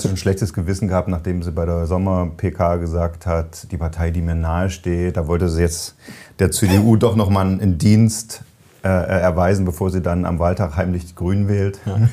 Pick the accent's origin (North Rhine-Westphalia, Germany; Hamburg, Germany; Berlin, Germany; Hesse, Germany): Hesse, Germany; Frankfurt; Also als Frankfurter darf man das.